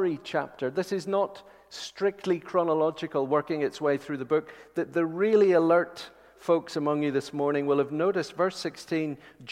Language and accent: English; Northern Ireland, United Kingdom; accent: Northern Irish; My Northern Irish accent